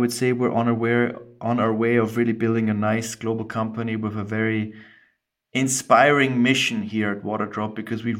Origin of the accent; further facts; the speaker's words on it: Austria; accent: weird dialect; I'm half Scottish, half Austrian, hence the weird dialect. I grew up in Austria